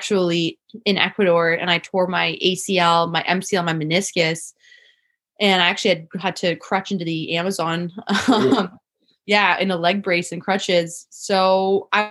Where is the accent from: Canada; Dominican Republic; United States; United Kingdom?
Canada; Manitoulin Island, Ontario; moved away as an adult; now in Tofino, Canada; I moved from here when I was 4 and I grew up on Manitoulin Island, Ojibwe First Nations territory. And I grew up from there from 4 to 17 years old